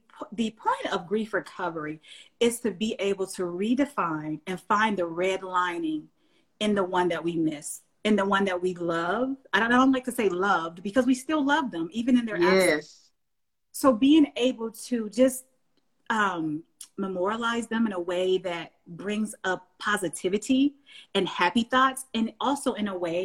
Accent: the South, United States; I'm from the South. So we say ain't no's and that ain't and this

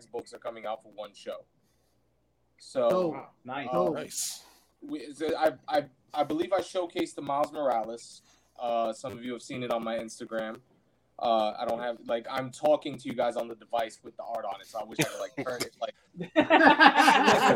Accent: New York, United States; you guys know I'm from New York.

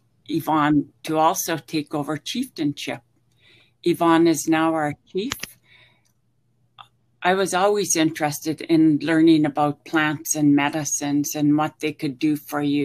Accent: Hazelton, British Columbia, Canada; now in Victoria, Canada; growing up in Hazelton.

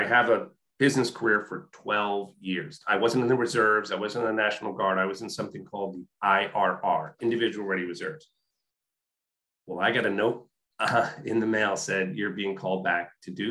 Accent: White Plains, New York, United States; I grew up in White Plains, New York

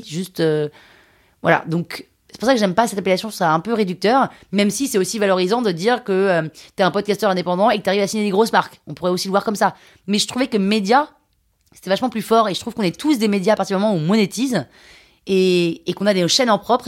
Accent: Limousin, Nouvelle-Aquitaine, France; je viens du Limousin

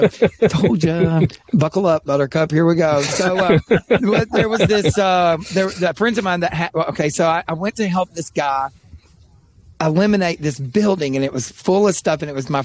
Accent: East Tennessee, United States; I grew up in East Tennessee

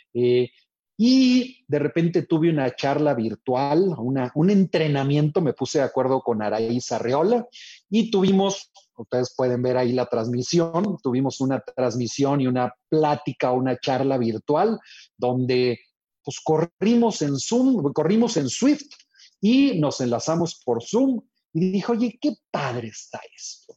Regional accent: Monterrey, Nuevo León, Mexico; yo soy acá de Monterrey

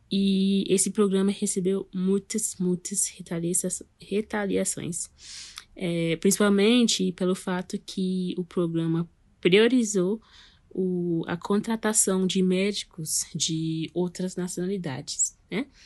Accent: Guyana; now in Brasília, Brazil; eu sou natural da Guiana, que fica aqui no Mercúrio Sul

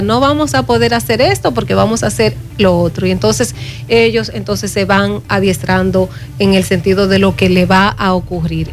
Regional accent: Dominican Republic; como dominicana

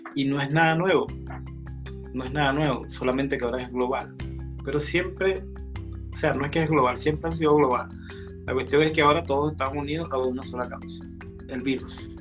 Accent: Chile; soy de Chile

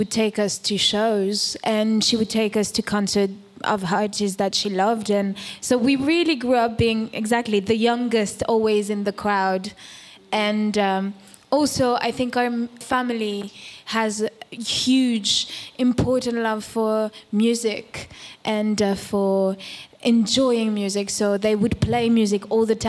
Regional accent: France; also born or lived in Cuba; we are made of what it means to be Cuban, of what it means to be French

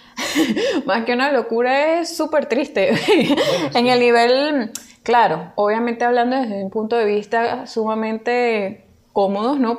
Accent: Venezuela; now in Peru; nosotros ahorita nos encontramos en Perú, nosotros venimos de Venezuela

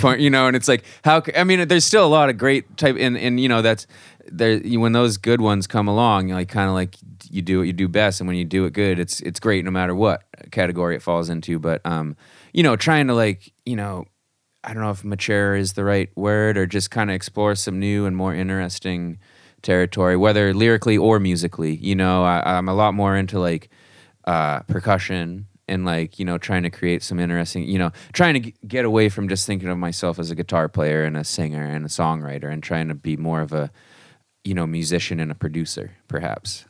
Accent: Marblehead, Massachusetts, United States; I grew up in a small town just north of Boston, Massachusetts, um, called Marblehead

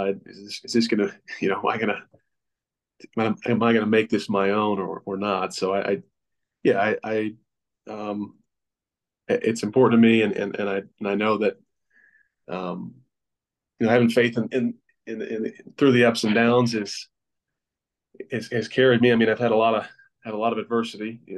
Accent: Rock Hill, South Carolina, United States; Rock Hill, South Carolina is my hometown

